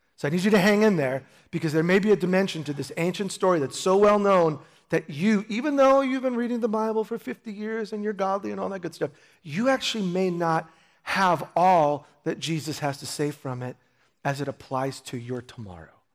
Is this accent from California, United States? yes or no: no; New York, United States; moved away; I grew up in New York